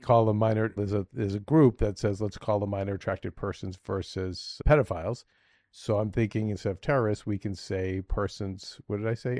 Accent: Boston, Massachusetts, United States; accent: slight Boston; my slight Boston accent

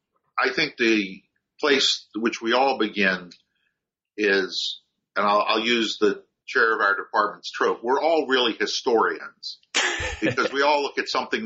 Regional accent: Maryland, United States; first language German; also born or lived in Baltimore, Maryland; German was the first family language growing up, though it, and I was born in Baltimore, Maryland, grew up just outside of Washington, D.C.

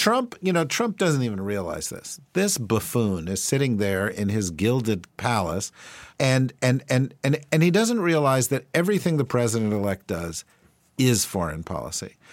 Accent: New Jersey, United States; I'm from New Jersey

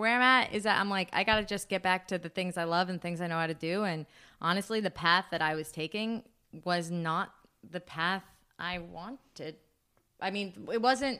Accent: United States; we are American

